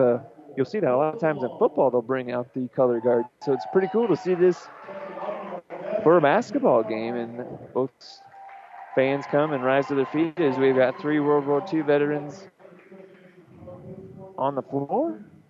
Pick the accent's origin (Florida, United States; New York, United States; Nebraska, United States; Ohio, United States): Nebraska, United States; O'Neill; as Andy's from Atkinson and I was from O'Neill.